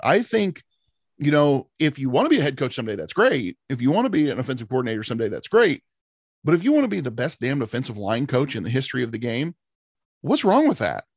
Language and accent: English; Ohio, United States; we're from Ohio